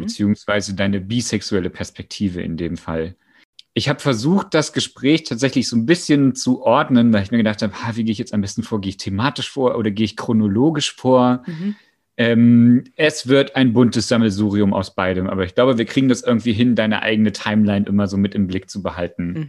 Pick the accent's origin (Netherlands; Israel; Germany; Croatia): Germany; East Germany; Für mich als Ossi